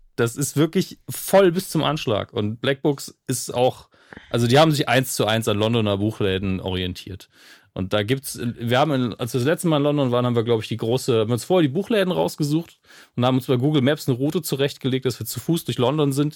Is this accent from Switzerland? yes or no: no; Germany; meine Heimatstadt